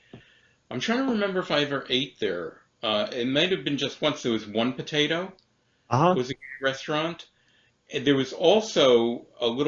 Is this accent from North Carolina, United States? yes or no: no; New York City, New York, United States; I grew up in Brighton Beach